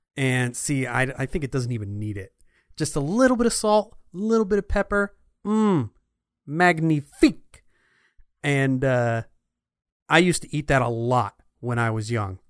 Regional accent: Clifton, New Jersey, United States; when I was growing up in Clifton, New Jersey

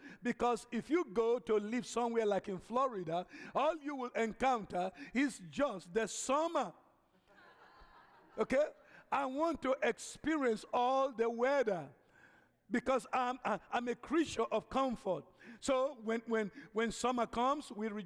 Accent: Nigeria; moved away as an adult; now in United States; originally, I'm an African from Nigeria. Okay, I've been here now going to almost 40 years.

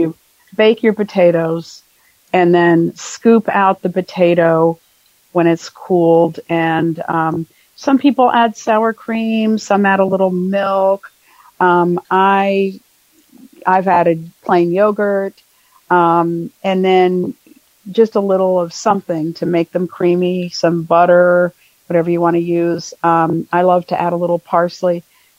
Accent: Dothan, Alabama, United States; I'm from Dothan, Alabama.

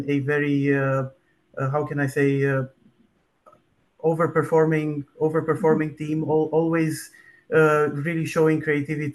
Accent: Bucharest, Romania; moved away as an adult; now in Delft, Netherlands; I'm born and raised in Bucharest, Romania, but I went to study in the Netherlands aerospace engineering

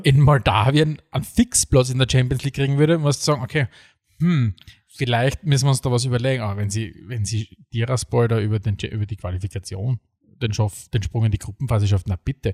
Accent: Eastern Styria, Austria; ich bin nicht aufgewachsen in der Oststeiermark und habe von Beginn an Avocados gekannt

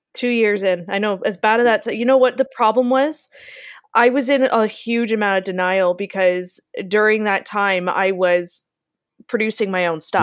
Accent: Niagara, Ontario, Canada; also born or lived in London, Ontario; Niagara, where I live

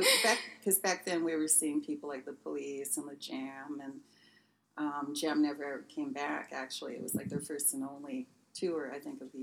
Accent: San Luis Obispo, California, United States; born or raised there

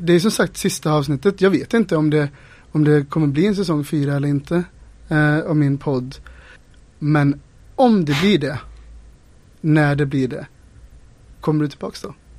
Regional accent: Ulricehamn, Västra Götaland, Sweden; now in Gothenburg, Sweden; jag är inte uppvuxen här, jag är uppvuxen i Ulricehamn

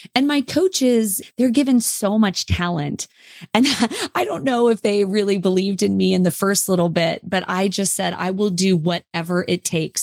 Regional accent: Lake Tahoe, California, United States; I grew up in Lake Tahoe, California, and my parents actually are from L

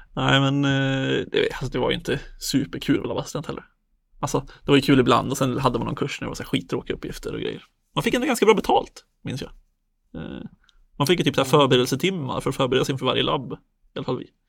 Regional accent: Söderhamn, Gävleborg County, Sweden; now in Stockholm, Sweden; bor i Stockholm, kommer från Söderhamn

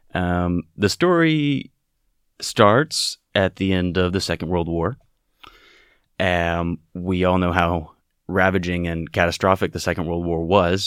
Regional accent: Texas, United States; moved away as an adult; now in Europe; a Texan, an American, and a wor-, a citizen of the world

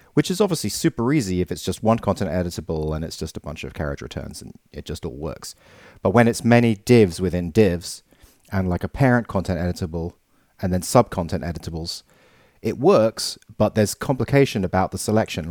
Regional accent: England, United Kingdom; I'm the English guy

